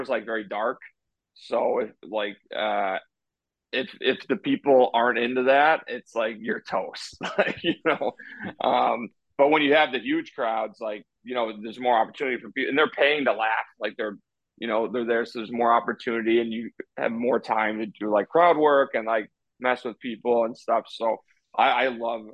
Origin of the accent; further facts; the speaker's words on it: Chicago, Illinois, United States; I'm from Chicago. I live in Chicago